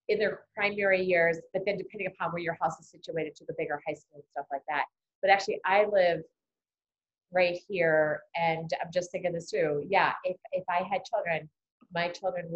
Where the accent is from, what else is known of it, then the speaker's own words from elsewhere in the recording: Delaware County, Pennsylvania, United States; our roots began with our families that moved out of the city and here, and then we're still here